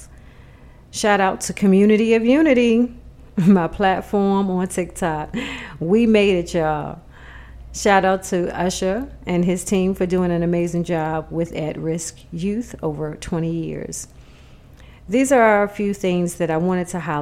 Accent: New York City, New York, United States; moved away; I am originally from Jamaica, Queens, New York.

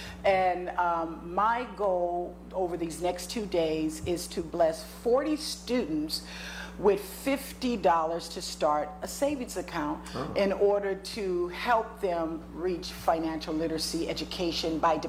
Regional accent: Compton, California, United States; I'm originally from Compton, California, United States. All right. Born and raised. Yes, as they call it, the hood.

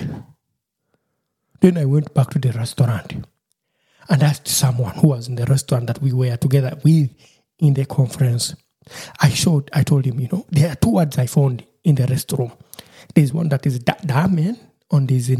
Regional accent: Busoga, Eastern Region, Uganda; first language Lusoga; English is a second language; moved away as an adult; now in Germany; I'm a Musoga, coming from the eastern part of Uganda. We are called it Basoga, so we speak Lusoga

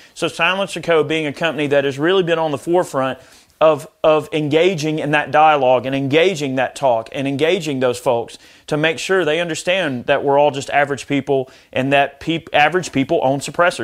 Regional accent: United States; as an American

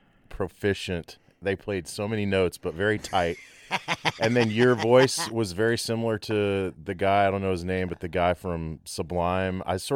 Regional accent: Abilene, Texas, United States; now in Dallas, United States; I grew up in Abilene, Texas. My dad was a huge … fan and liked classic rock.

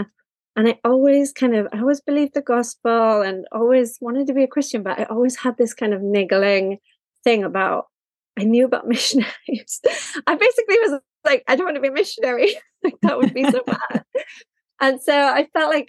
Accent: Wales, United Kingdom; moved away as an adult; also born or lived in Japan; I am from Wales, and I live in Wales at the moment

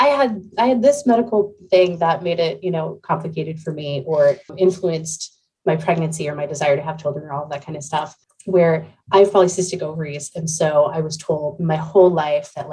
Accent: Central Pennsylvania, United States; I'm from Central Pennsylvania

